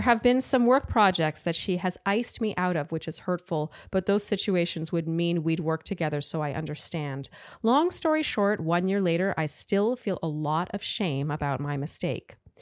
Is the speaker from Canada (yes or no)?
yes; Canada; I'm Canadian